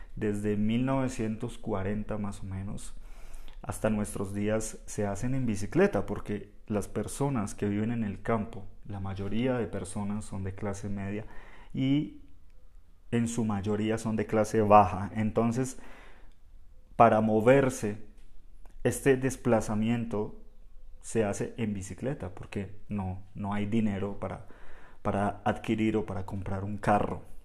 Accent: Bogotá, Colombia; en Bogotá hablamos un español un poco más estándar, más general

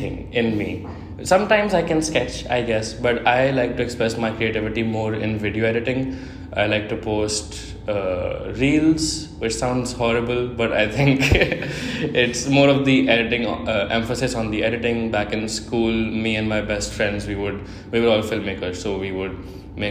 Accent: India; moved away as an adult; now in Portugal; I'm from India, I did high school till India, and then I came to Portugal for university.

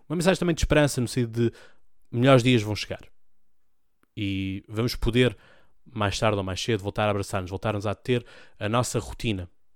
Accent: Portugal; Um gosto de dizer que sou português. Um gosto de dizer que o meu país, a minha pátria, é Portugal

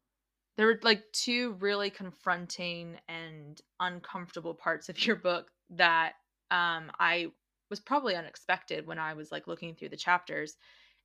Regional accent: Los Angeles, California, United States; now in Australia; in Los Angeles, which is also where I come from originally

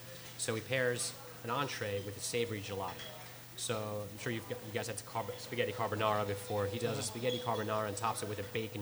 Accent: Philadelphia, Pennsylvania, United States; Born and raised Philly, but I spent my summers in Italy.

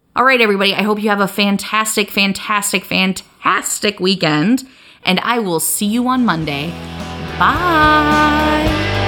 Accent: Iowa, United States; growing up in Iowa

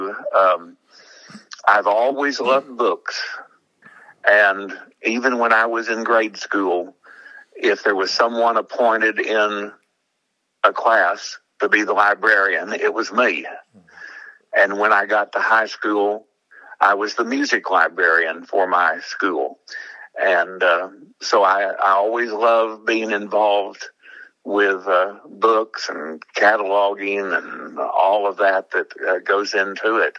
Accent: Oklahoma City, Oklahoma, United States; I grew up in Oklahoma City

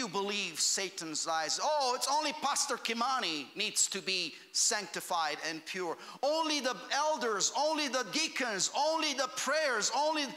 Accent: Romania; moved away; I grew up in Romania.

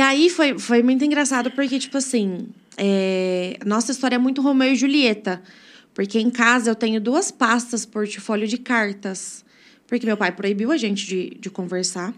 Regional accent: Brodowski, São Paulo, Brazil; sou natural de Brodowski, nasci e cresci aqui

